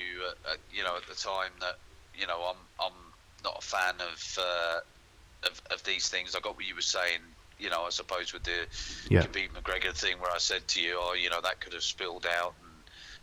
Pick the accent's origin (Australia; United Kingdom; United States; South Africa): United Kingdom; London; moved away; I'm from London